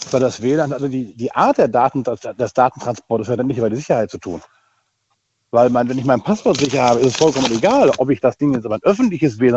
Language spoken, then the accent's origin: German; Rhineland-Palatinate, Germany; aus Achso. Westerwald und bin aber gerade auch in Siegburg angekommen.